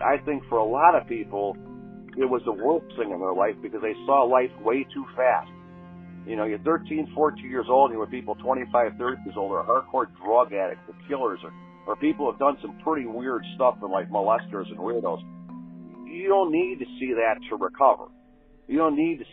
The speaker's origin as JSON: {"language": "English", "region": "Illinois", "country": "United States", "also_born_or_lived": "Maine", "moved": "yes", "said": "I was there from Illinois back in 1975"}